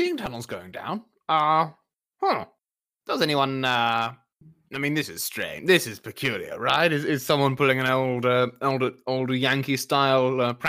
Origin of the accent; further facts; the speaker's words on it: United Kingdom; I'm British.